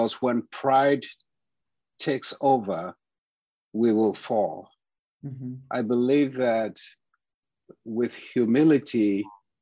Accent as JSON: {"language": "English", "country": "Ghana", "tie": "born or raised there", "moved": "as an adult", "lives_now": "United States", "said": "I am Ghanaian by birth. I studied music in Ghana, with my father being my first music teacher"}